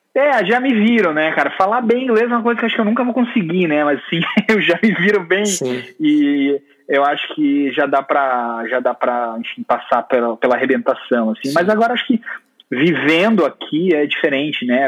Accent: Capinzal, Santa Catarina, Brazil; moved away; also born or lived in Curitiba; eu sou catarinense, na cidadezinha muito pequena chamada Capinzal, e eu fui para Curitiba estudar design

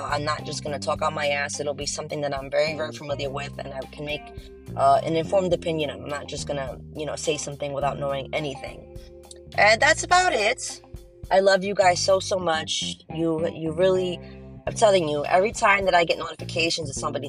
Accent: New Jersey, United States; I'm a Jersey girl, my home state

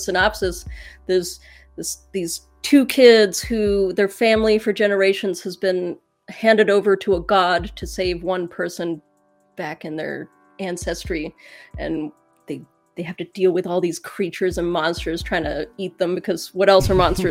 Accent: England, United Kingdom; now in United States; I'm from England, but now I'm in the States

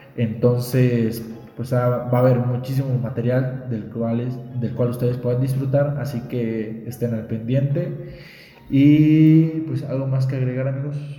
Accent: Mexico; siendo mexicanos, sabemos cómo somos

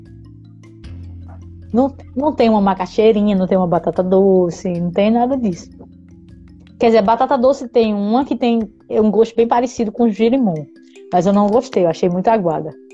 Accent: Araçagi, Paraíba, Brazil; moved away as an adult; now in Finland; eu sou de Araçagi, perto de Guarabira

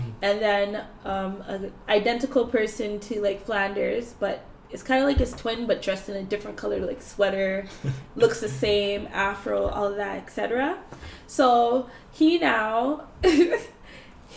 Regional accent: Canada

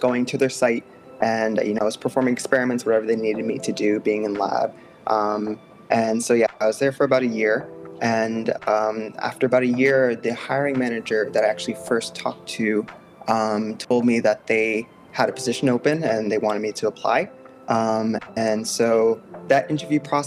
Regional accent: Port Chester, New York, United States; moved away as an adult; now in Philadelphia area, United States; I grew up in Port Chester, New York, which is in Westchester County, right above the Bronx. Was born and raised there

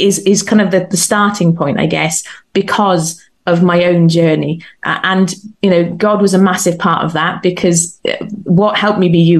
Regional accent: United Kingdom; I'm British

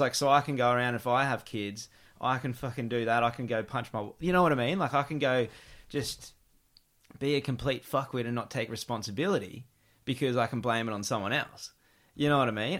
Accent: Gold Coast, Queensland, Australia; growing up in the Gold Coast

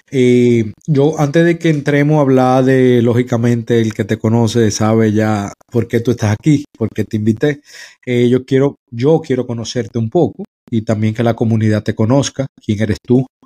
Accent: Dominican Republic; Sabe que yo soy dominicano

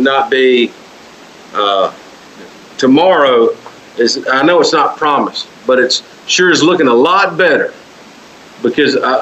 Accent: Clarksdale, Mississippi, United States; now in West Helena, United States; Clarksville, Mississippi, the home, my hometown where I was born and raised.

